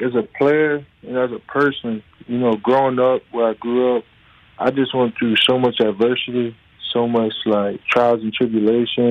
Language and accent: English; Harrisburg, Pennsylvania, United States; I always kind of preach Harrisburg, PA, just so like people know where I come from and, you know that like we come from Harrisburg, we come from a small city